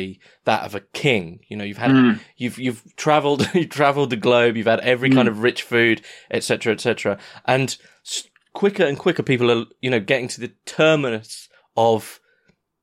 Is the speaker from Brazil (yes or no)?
no; United Kingdom; as a Brit